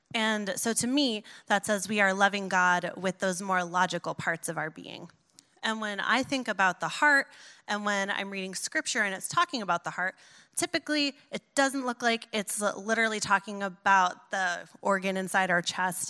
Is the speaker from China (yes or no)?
no; New York, United States; I'm a New Yorker